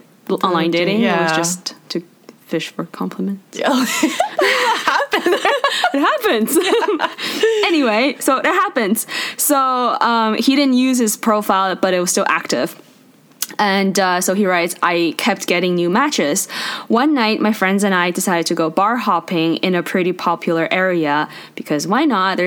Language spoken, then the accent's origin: English; China; now in Canada; stop taking me to Chinese restaurants in Canada and United States. I'm from China.